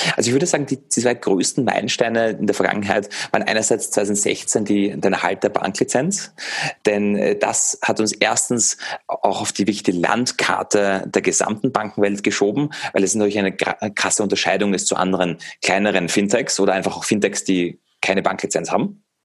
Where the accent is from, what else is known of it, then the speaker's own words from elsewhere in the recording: Vienna, Austria; now in Germany; ich bin ursprünglich aus Wien, aus Österreich.